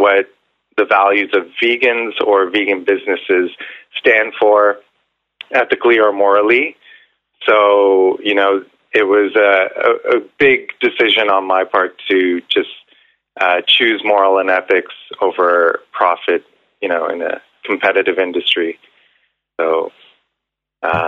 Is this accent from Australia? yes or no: no; Ontario, Canada; now in Vancouver, Canada; I'm originally from Ontario